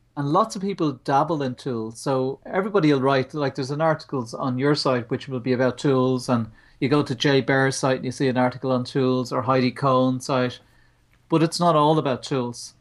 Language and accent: English; Ireland; We're Irish